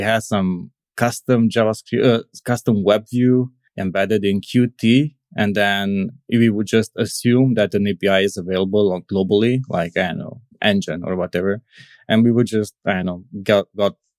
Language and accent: English; Cluj-Napoca, Cluj County, Romania; I'm from Romania, from Transylvania, more specifically from the Cluj city.